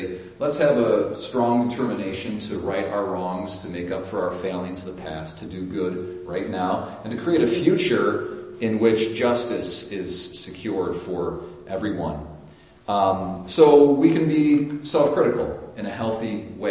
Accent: United States; us as Americans

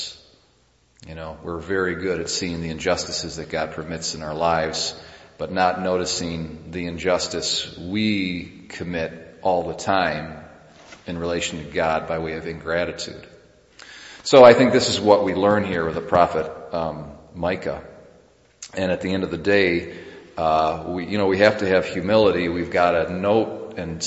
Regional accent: United States; as an American

